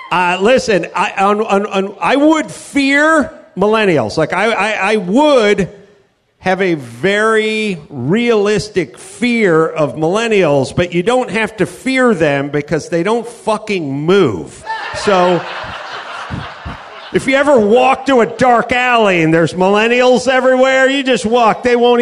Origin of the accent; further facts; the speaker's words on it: California, United States; I'm from California. I can't find one goddamn Rams fan at a sports bar.